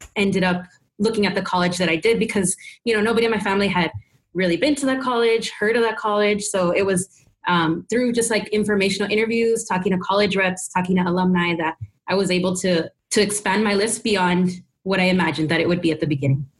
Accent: Texas, United States; I grew up in Texas

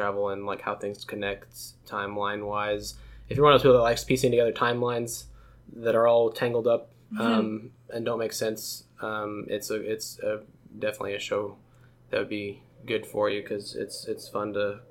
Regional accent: United States; as an American

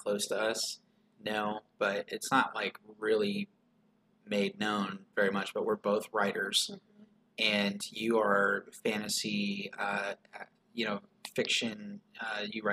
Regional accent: the Bible Belt, United States; growing up in Bible Belt and growing up in evangelical circles

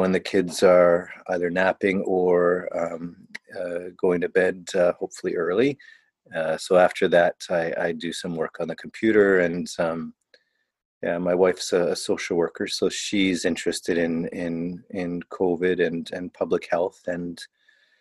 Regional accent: Niagara region, Southern Ontario, Canada; moved away; also born or lived in Toronto / Southern Africa / China / India; So I was born in Ontario, Southern Ontario. I grew up in the Niagara region

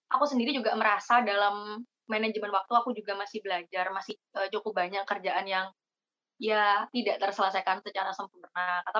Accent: Jember, East Java, Indonesia; Aku asli Jember tapi kuliah di Probolinggo dan ikut Genbi Malang.

